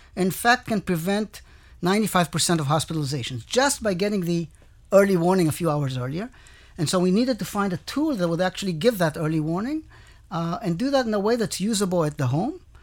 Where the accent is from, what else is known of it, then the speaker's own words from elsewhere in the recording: Israel; I came from Israel with experience basically in Israel